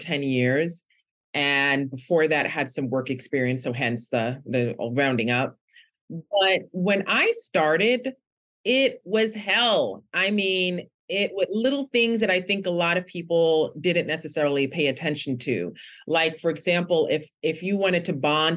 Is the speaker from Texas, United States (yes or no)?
no; New York City, New York, United States; I'm from Brooklyn in New York